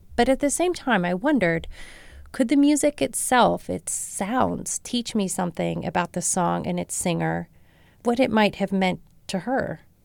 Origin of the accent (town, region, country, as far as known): Marshall, Texas, United States; born or raised there